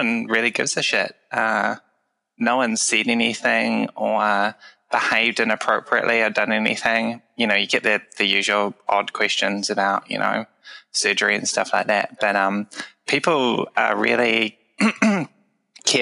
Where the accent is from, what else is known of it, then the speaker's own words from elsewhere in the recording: Waikato, New Zealand; also born or lived in Wellington region; now in Wellington, New Zealand; I'm a New Zealander. I've lived here all my life. I was born in the Waikato region, and I now live in the Wellington region